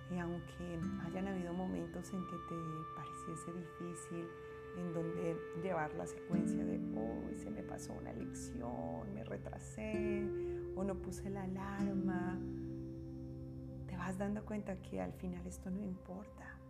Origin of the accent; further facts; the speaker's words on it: Bogotá, Colombia; now in United States; Bogotá, mi ciudad natal